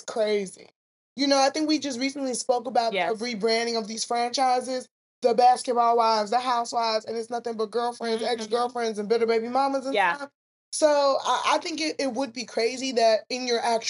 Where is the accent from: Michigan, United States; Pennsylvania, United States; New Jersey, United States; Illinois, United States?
Illinois, United States; Chicago; we are some Chicago girls.